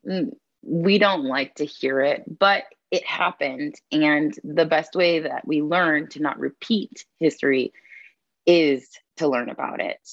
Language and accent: English; San Diego, California, United States; moved away as an adult; now in Fort Collins, United States; I'm a born and raised San Diegan